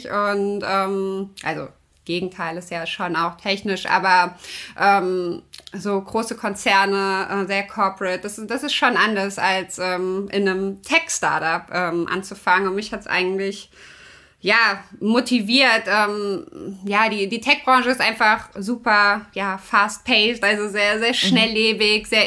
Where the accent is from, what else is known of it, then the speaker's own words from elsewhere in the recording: Kassel, Hesse, Germany; moved away as an adult; now in Netherlands; ich bin 33 äh, Jahre. Ähm, ich komme ursprünglich aus Kassel, habe dort ja Wirtschaftswissenschaften, Wirtschaftspädagogik studiert, bin dann vor vier Jahren in die Niederlande gezogen und arbeite dort